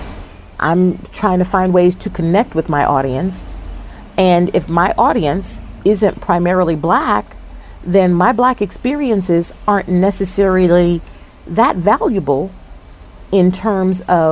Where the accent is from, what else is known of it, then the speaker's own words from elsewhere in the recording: New Jersey, United States; now in Charlotte, United States; I was raised in Jersey